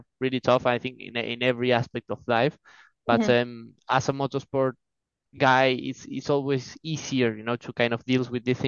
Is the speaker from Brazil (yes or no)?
no; Argentina; from Argentina, 23 years old